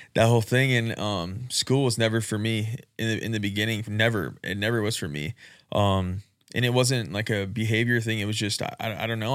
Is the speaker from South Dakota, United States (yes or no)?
yes; Rapid City, South Dakota, United States; I'm born and raised in Rapid City